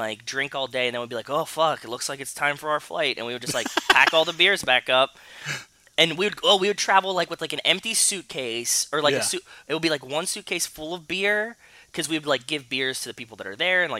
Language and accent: English; Pittsburgh, Pennsylvania, United States; moved away; also born or lived in Connecticut; I grew up in Pittsburgh